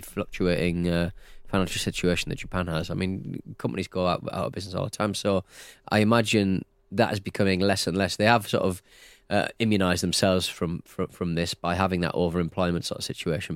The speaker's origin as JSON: {"language": "English", "country": "United Kingdom", "said": "I'm very British"}